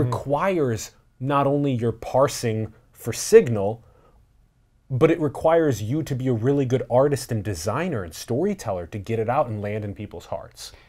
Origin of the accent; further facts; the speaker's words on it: United States; how I was born and how I was grown up, like, here in the United States